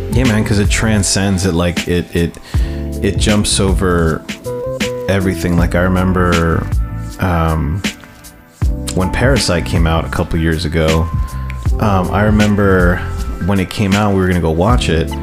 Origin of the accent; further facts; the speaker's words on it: United States; me being someone who was born here and who was born as, Amer- as American and growing up, growing up as an American